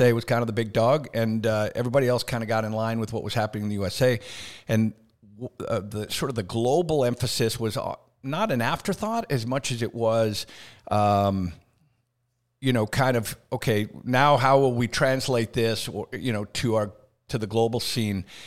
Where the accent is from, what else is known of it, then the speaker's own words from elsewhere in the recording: Canada; moved away as an adult; also born or lived in Decatur, Alabama / Birmingham, Alabama; now in United States; born and raised in Canada